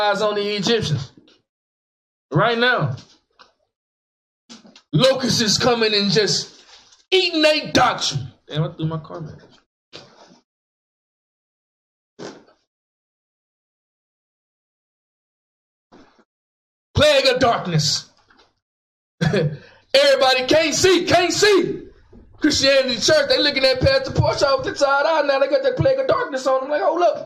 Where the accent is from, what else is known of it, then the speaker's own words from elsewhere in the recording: Dallas, Texas, United States; Back in the day, we didn't have all that growing up in West Dallas